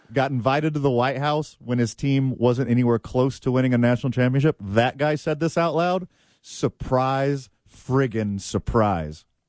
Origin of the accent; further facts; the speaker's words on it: the South, United States; I'm from the South. We say parading.